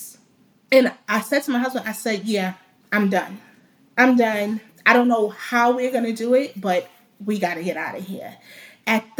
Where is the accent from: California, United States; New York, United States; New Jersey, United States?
New York, United States; New York City; I grew up in the Bronx, New York